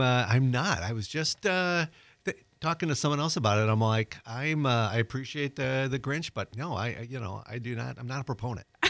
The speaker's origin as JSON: {"language": "English", "region": "Wisconsin", "country": "United States", "moved": "yes", "lives_now": "Pensacola, United States", "said": "I'm originally from Wisconsin"}